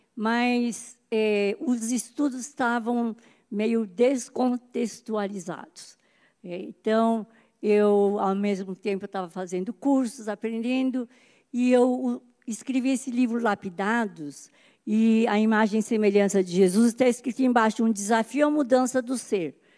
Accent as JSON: {"language": "Portuguese", "region": "São Paulo", "country": "Brazil", "tie": "born or raised there", "moved": "yes", "lives_now": "Campinas, Brazil", "said": "eu nasci em São Paulo"}